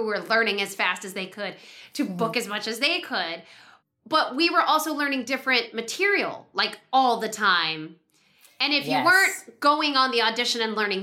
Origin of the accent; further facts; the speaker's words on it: New York City, New York, United States; also born or lived in California; growing up in the New York child actor world